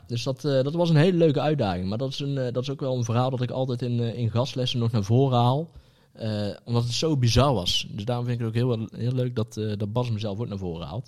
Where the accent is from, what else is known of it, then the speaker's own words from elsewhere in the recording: Netherlands; Als Nederlanders.